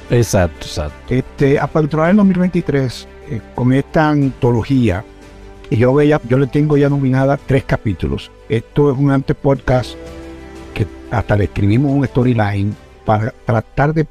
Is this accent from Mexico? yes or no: no; Santo Domingo, Distrito Nacional, Dominican Republic; Nací en Cibajuana, en la licenciado Arturo Logroño 53, la calle 18, 53, es esquina Juan Un corazón de, de la parte comercial de lo que es la ciudad de Santo Domingo.